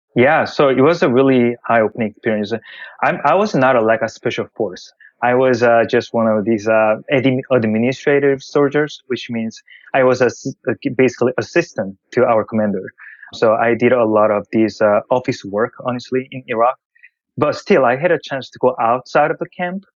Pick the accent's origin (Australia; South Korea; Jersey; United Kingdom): South Korea; English is a second language; moved away as an adult; also born or lived in Japan; I was originally born in Korea I grew up in Korea, but um, I moved to Japan for college.